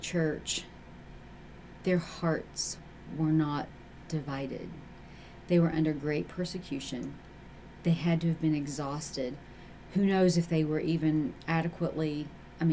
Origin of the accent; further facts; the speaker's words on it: United States; we're Americans. We can have it all. We are American women